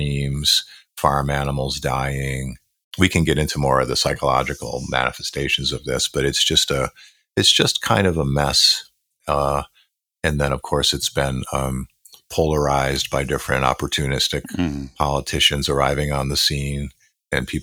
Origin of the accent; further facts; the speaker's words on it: Buffalo, New York, United States; where I grew up in Western New York, in Buffalo, New York